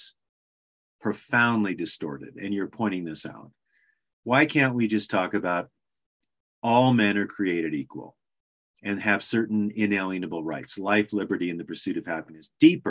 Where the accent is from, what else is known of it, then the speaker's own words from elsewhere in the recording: Alaska, United States; I was born in Alaska in 1957, 2 years before it became a state. So I'm a native Alaskan.